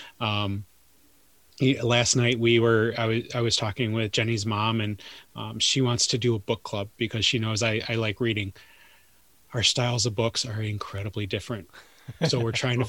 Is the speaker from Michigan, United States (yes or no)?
yes; Detroit, Michigan, United States; I grew up in Detroit